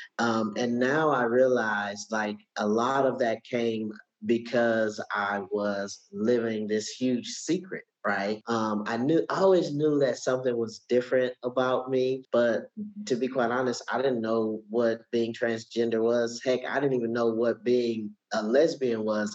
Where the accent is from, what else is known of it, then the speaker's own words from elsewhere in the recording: Milwaukee, Wisconsin, United States; moved away as an adult; now in Atlanta, United States; I grew up in Milwaukee, Wisconsin. I live in Atlanta, Georgia now.